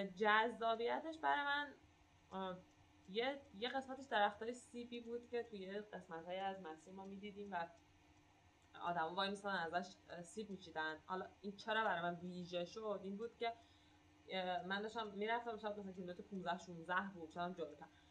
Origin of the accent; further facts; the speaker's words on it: Iran; من گفتم ایرانیم